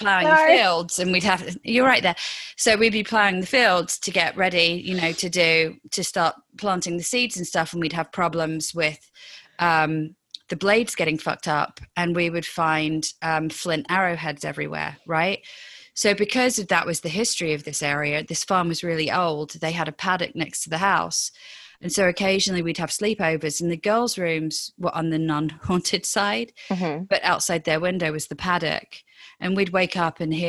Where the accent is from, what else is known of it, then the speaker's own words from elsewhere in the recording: English countryside, England, United Kingdom; also born or lived in London; we moved to the countryside from London when I was six